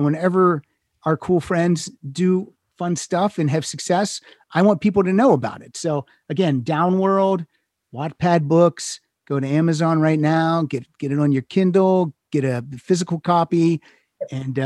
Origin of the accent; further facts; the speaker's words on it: Pennsylvania, United States; moved away as an adult; also born or lived in Chicago; now in Los Angeles, United States; I'm originally from Pennsylvania, lived in Chicago 6 years, and then I moved out here. I've been out here 25 years.